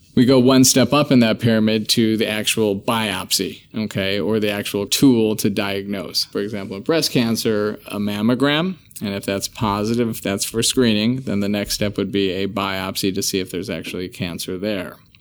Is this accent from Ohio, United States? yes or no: no; Chicago, Illinois, United States; I, uh, am born and bred in Chicago. Always planned on leaving, but I think I'm stuck here